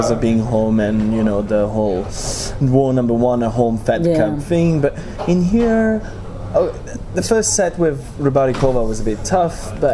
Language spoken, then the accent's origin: English; Italy; I'm Italian.